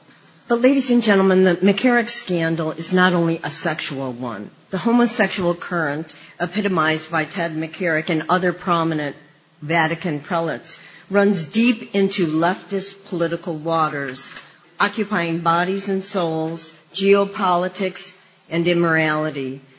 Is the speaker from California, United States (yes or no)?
no; Chicago, Illinois, United States; my hometown, Chicago